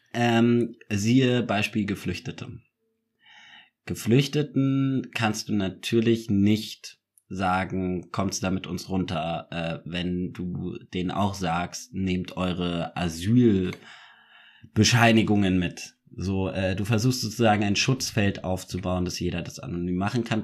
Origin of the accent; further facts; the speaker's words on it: Munich, Bavaria, Germany; ich bin ja auch Münchner